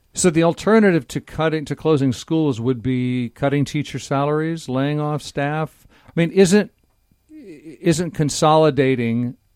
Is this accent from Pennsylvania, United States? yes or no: no; Nebraska, United States; now in Washington, United States; I grew up in Nebraska